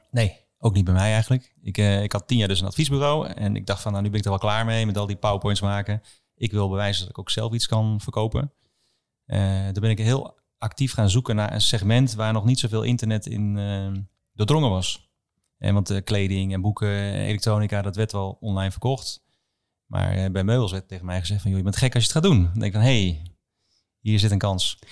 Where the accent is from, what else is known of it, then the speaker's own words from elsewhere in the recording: Schalkhaar, Overijssel, Netherlands; also born or lived in Wilnis; Schalkhaar. Ik ben ik ben net geboren in Wilnis, maar daarna naar ja, Salland verhuisd